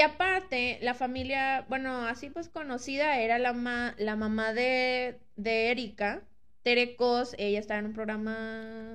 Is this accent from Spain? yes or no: no; Monterrey, Nuevo León, Mexico; nosotros somos regios